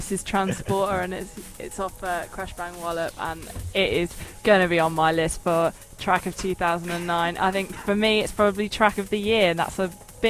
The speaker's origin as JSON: {"language": "English", "town": "Birmingham", "region": "West Midlands", "country": "United Kingdom", "tie": "born or raised there", "moved": "as an adult", "lives_now": "Nottingham, United Kingdom", "said": "That's back at my hometown"}